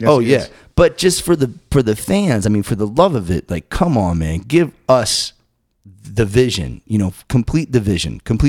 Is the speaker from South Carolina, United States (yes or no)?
no; Massachusetts, United States; I too benefited from a pretty robust music program in this little town that I grew up in Massachusetts.